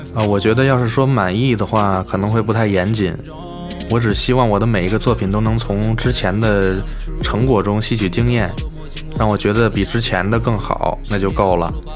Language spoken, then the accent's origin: Chinese; China; 我们中国人